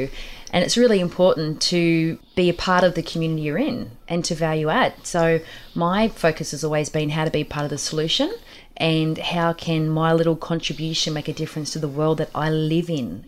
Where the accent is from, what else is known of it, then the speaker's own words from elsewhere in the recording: Windale, New South Wales, Australia; I'm a Windale girl. I grew up around the lake and I come from Housing Commission